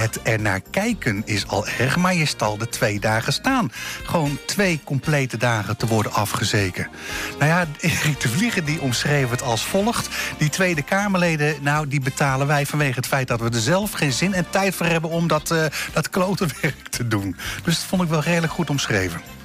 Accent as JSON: {"language": "Dutch", "town": "Zwolle", "region": "Overijssel", "country": "Netherlands", "tie": "born or raised there", "moved": "yes", "said": "ik kwam uit Zwolle daar, daar, een beetje daar die kant op"}